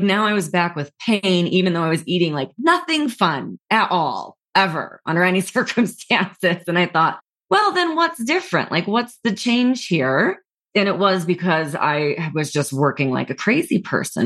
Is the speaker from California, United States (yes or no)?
no; New York City, New York, United States; moved away; also born or lived in Los Angeles; I was from New York City